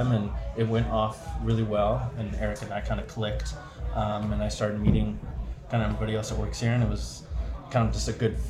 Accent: South Shore, Massachusetts, United States; because I'm from the South Shore

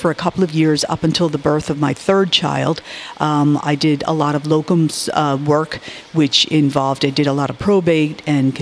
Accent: Darien, Connecticut, United States; moved away as an adult; now in Tulla, Ireland; I grew up in a town called Darien, Connecticut, which is in Fairfield County

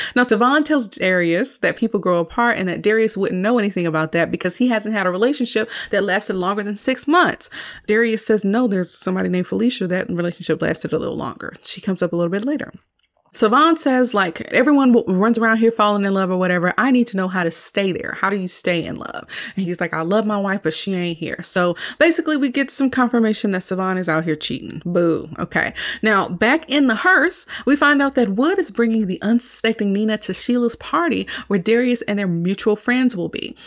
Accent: the South, United States; I'm from the South

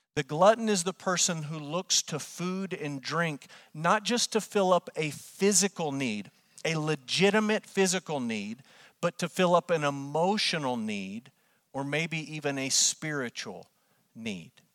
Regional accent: Amarillo, Texas, United States; born or raised there

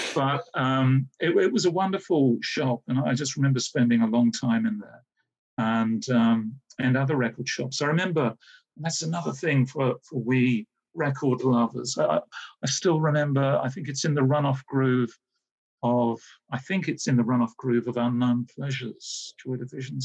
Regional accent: Hayes, London, United Kingdom; I grew up in Hayes, Middlesex

